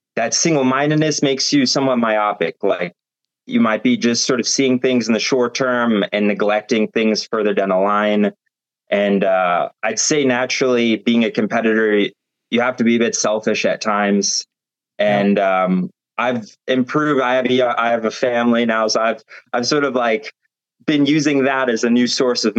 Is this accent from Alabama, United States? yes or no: no; Cincinnati, Ohio, United States; moved away as an adult; now in France; I'm from Cincinnati, Ohio